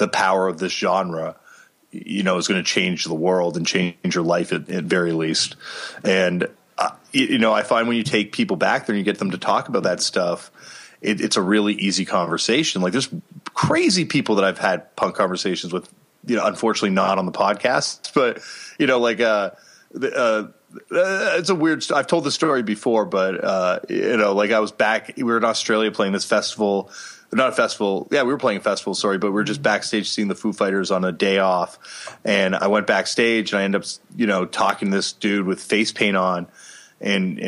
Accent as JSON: {"language": "English", "town": "Toronto", "region": "Ontario", "country": "Canada", "tie": "born or raised there", "said": "growing up in Toronto, Canada, I was like, you know, really privileged"}